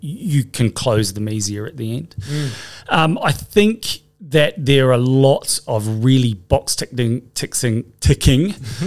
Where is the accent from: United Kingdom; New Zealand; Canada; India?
New Zealand; moved away as an adult; now in Australia; I came over from New Zealand having finished studying psychology